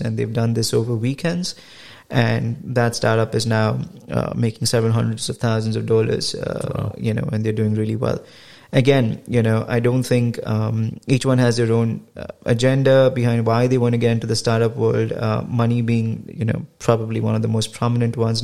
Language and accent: English; India; moved away as an adult; I come from India and my yeah. education is all uh, from uh, India